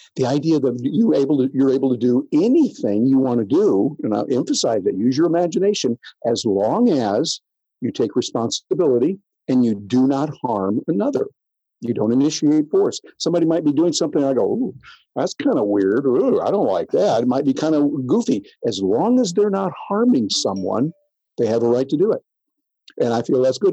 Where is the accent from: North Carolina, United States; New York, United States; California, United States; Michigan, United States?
Michigan, United States; near Jackson; I grew up in Michigan, small little country town there in Michigan, as you know, right outside Jackson